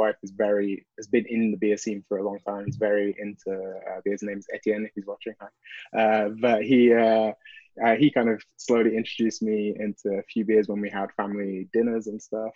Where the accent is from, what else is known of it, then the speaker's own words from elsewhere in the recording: United Kingdom; moved away as an adult; also born or lived in Bristol; now in Montreal, Canada; I'm British